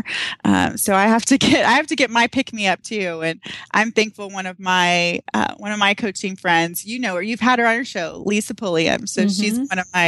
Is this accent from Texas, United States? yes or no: yes; Texas, United States; now in Arizona, United States; I'm from Texas